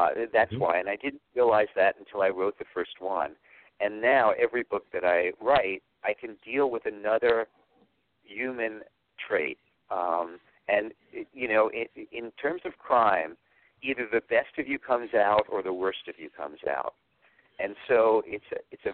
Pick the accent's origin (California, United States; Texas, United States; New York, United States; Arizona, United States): New York, United States; New York City; when I was growing up and I grew up in New York, the only thing over here was rail yards and parking lots